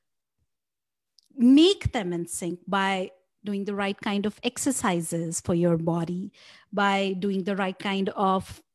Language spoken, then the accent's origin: English; India; I grew up in India